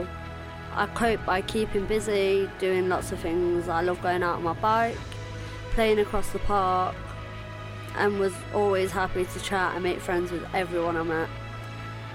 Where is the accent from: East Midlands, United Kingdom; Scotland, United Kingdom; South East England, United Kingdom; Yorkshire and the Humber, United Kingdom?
East Midlands, United Kingdom; Nottingham; I grew up in Nottingham